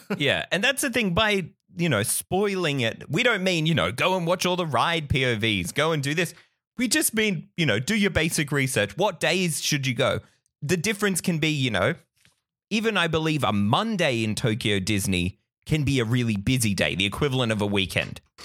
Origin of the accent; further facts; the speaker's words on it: Australia; we're Australian enthusiasts